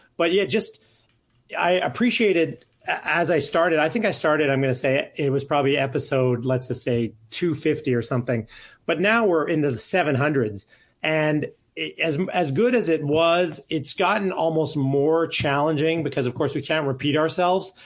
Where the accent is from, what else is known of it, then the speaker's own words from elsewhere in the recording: Calgary, Alberta, Canada; moved away; I'm from Calgary